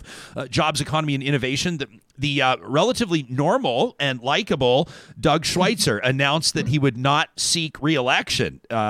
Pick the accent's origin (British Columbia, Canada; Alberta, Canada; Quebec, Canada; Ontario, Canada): Alberta, Canada; Calgary; Calgary, my hometown